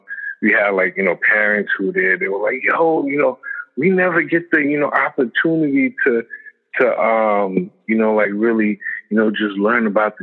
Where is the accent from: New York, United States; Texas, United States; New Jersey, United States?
New York, United States; Brownsville; So I'm like from Brownsville housing. And just growing up, honestly